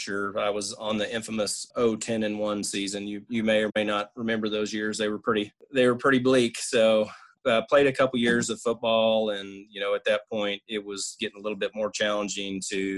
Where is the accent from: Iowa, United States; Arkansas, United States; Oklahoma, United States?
Oklahoma, United States; Woodward; moved away as an adult; now in Stillwater, United States; move back to my hometown of Woodward